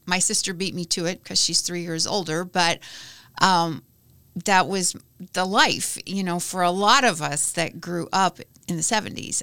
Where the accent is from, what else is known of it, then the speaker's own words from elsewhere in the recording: Lebanon, Kentucky, United States; now in Bloomington, United States; I grew up in a little town called Lebanon, Kentucky.